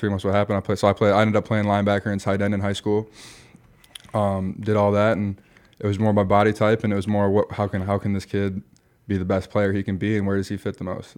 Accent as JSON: {"language": "English", "region": "Michigan", "country": "United States", "tie": "born or raised there", "also_born_or_lived": "Iowa / Nebraska", "moved": "as an adult", "said": "I grew up in Michigan, went to a F C S school in, in Iowa"}